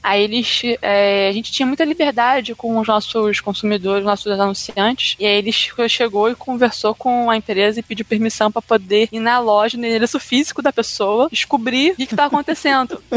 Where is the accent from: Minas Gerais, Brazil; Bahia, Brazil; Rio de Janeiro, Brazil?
Rio de Janeiro, Brazil; eu sou do Rio de Janeiro